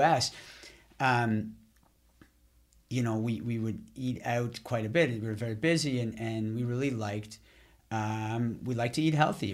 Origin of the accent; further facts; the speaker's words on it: Ottawa, Ontario, Canada; also born or lived in Boston / Montreal; we moved from Boston, where I was living at the time, back to Ottawa, where I'm from